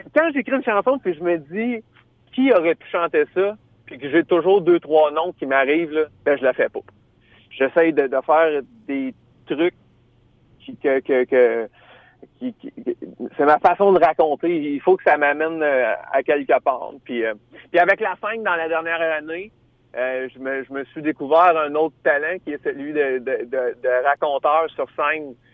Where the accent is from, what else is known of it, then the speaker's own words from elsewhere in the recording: Drummondville, Quebec, Canada; je suis natif de Drummondville. Puis quand j'étais petit gars, hein, j'étais adolescent